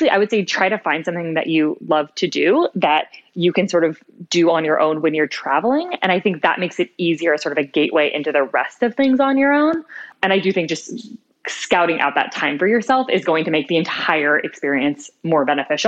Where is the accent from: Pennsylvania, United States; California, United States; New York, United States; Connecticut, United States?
California, United States; I grew up in Northern California